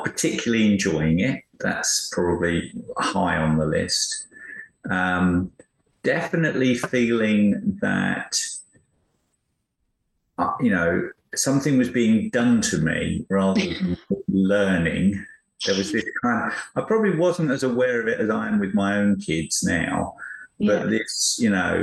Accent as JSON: {"language": "English", "town": "Chelmsford", "region": "East of England", "country": "United Kingdom", "tie": "born or raised there", "moved": "as an adult", "lives_now": "United States", "said": "I grew up in Chelmsford in Essex"}